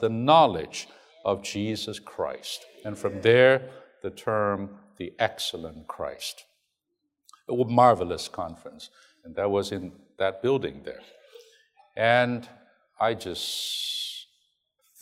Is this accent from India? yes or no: no; Hong Kong; English is a second language; moved away; I'm a Chinese, I grew up in Hong Kong